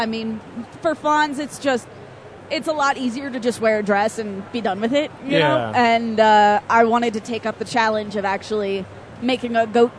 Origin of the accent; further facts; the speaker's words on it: Okinawa, Japan; moved away; also born or lived in Seattle; I was born in Okinawa